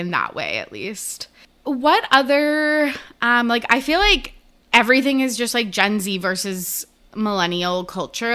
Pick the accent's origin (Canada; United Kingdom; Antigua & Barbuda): Canada; I am Canadian